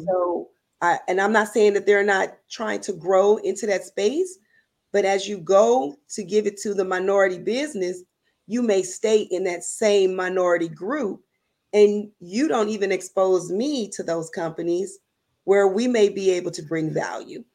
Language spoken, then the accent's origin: English; Louisiana, United States; I am from Louisiana